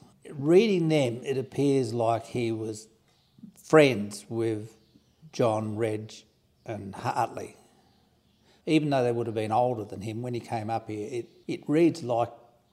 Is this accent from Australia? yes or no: yes; Spalding, South Australia, Australia; I've lived here all my life.